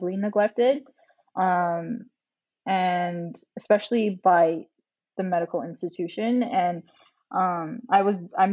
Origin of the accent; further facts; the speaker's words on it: Canada; as a Canadian with Chinese Filipino descent